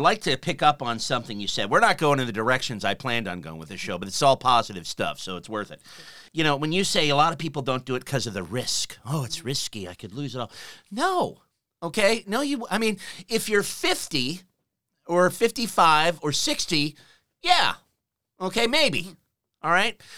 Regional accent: United States; now in Australia; being American

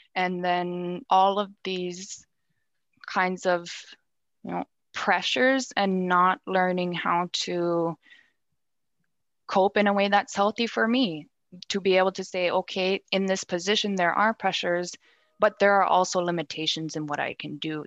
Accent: Nunavut, Canada; moved away as an adult; also born or lived in Ottawa / Iqaluit; go back home and be on Nunavut grounds.

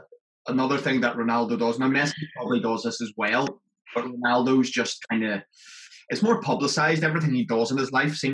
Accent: Belfast, Northern Ireland, United Kingdom; I was brought over from Belfast to Leeds

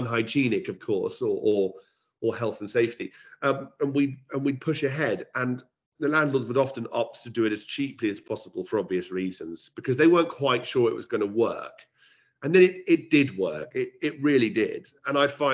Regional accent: United Kingdom; also born or lived in London / Cambridge; I'm a Londoner and I'm a Cambridge, you know, a Cambridge boy. I've been lucky enough to live between both. School in Cambridge, boarding school for 5 years

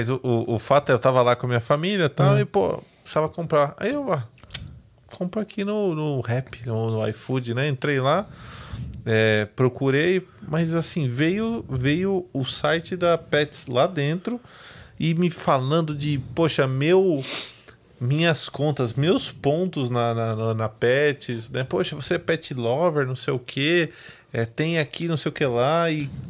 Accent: Goiás, Brazil; eu sou de, de Goiás. Minha mãe, minha mãe nasceu lá nas fazendas.

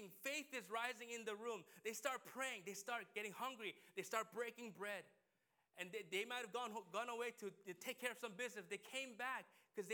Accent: United States; we as a American people

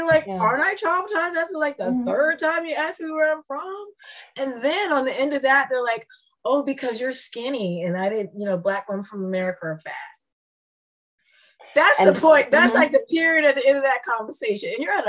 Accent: Washington, District of Columbia, United States; moved away as an adult; also born or lived in Brussels; now in Sweden; Washington, D.C. No, U.S. Okay, but where are you from? Washington, D.C. Okay, where are your parents from? Well, my mom's, you know, from Illinois. My dad's from North.

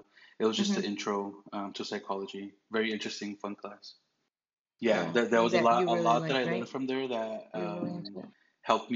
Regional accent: Anaheim, California, United States; now in Arizona, United States; I was born in Anaheim, California, just like most of my cousins, besides the younger ones that were born here in Arizona

